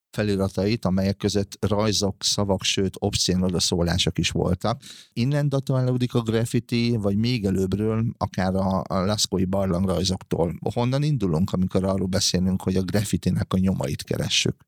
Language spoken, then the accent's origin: Hungarian; Hungary; még gyerekkoromban, vagyis abban a korban nőttem fel, amikor a graffiti bűn volt, ö, Magyarországon